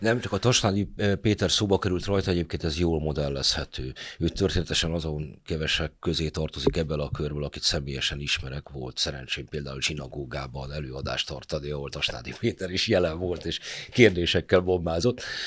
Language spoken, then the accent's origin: Hungarian; Budapest, Hungary; Én a hetedik kerületben nőttem fel